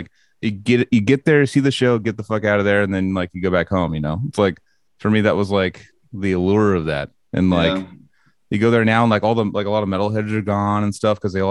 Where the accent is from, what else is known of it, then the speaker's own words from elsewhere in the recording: Santa Cruz, California, United States; I'm from Santa Cruz